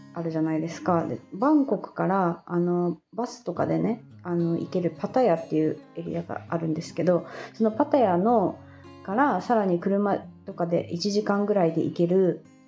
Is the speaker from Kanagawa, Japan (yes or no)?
no; Fukuoka, Japan; moved away as an adult; 地元が福岡なので一回福岡に帰って